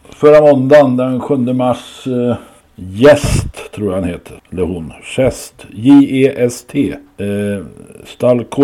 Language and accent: Swedish; Sweden; man undrar ju hur vi är funtade vi svenskar som sitter ute när det, och äter när